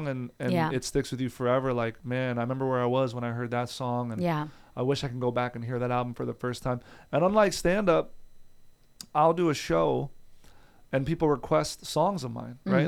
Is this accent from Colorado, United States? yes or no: no; New Jersey, United States; also born or lived in New York; now in Los Angeles, United States; I was born in Jersey, right outside of New York.